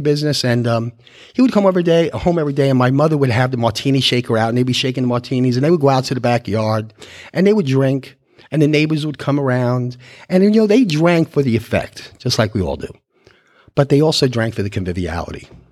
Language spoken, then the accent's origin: English; New York City, New York, United States; moved away as an adult; now in Texas, United States; I was born in Queens, New York, in a year I don't like to talk about because I know I look 25